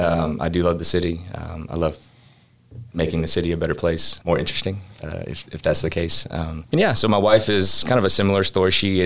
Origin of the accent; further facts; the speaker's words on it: Alvin, Texas, United States; also born or lived in Uganda; So I was born and raised in Alvin. Loved the city. You know, Alvin High School, graduating class of 2000